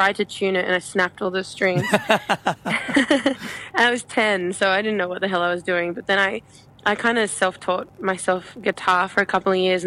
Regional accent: Australia; we love coming from Australia, being from Australia

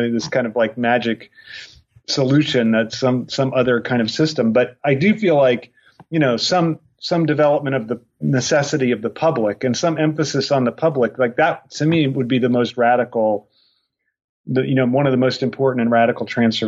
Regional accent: Ireland; I am Irish.

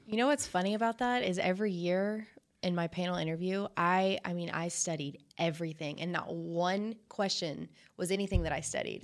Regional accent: Fort Worth, Texas, United States; I'm from Fort Worth

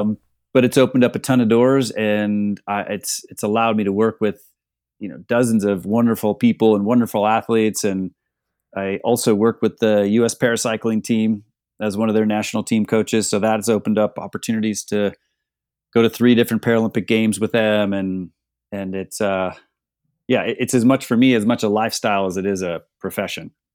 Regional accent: Northeast Ohio, United States; growing up in Northeast Ohio, our summers are pretty short

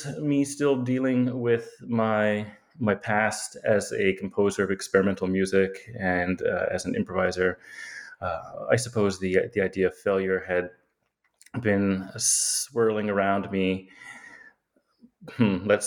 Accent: Yukon, Canada; moved away; also born or lived in Edmonton / Antigonish, Nova Scotia / Toronto / Victoria; I grew up in the Yukon

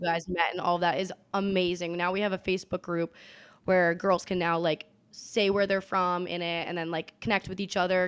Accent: Boston, Massachusetts, United States; moved away as an adult; now in Austin, United States; I'm originally from Boston, Massachusetts

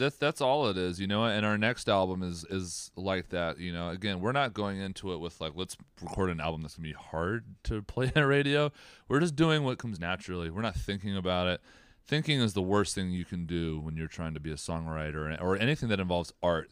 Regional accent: Southern Maryland, United States; We're from Southern Maryland.

